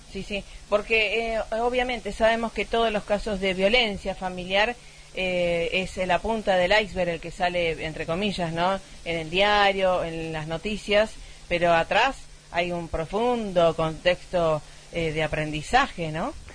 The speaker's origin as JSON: {"language": "Spanish", "town": "Rosario", "region": "Santa Fe", "country": "Argentina", "said": "somos de Rosario, estamos ahora en Varadero"}